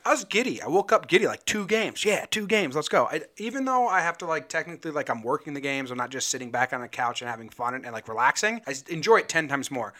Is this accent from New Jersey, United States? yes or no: yes; New Jersey, United States; now in Northern California, United States; I'm originally from New Jersey